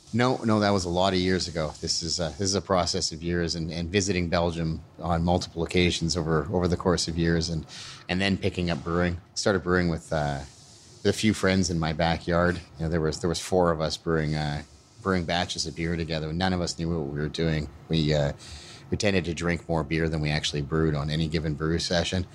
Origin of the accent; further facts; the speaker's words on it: Alberta, Canada; moved away as an adult; also born or lived in British Columbia; now in Burnaby, Canada; I grew up in Alberta, uh, well, born and, and grew up in Alberta.